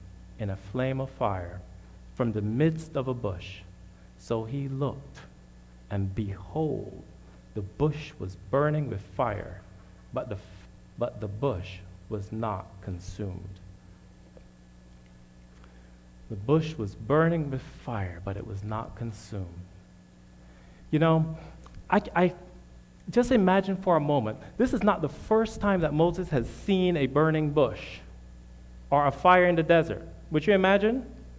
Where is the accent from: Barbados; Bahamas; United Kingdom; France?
Barbados; moved away as an adult; also born or lived in Michigan; now in United States; My family and I'm originally from Barbados.